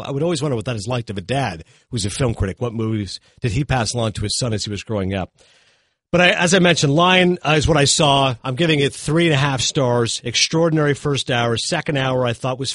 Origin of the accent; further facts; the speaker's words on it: Canada; being Canadian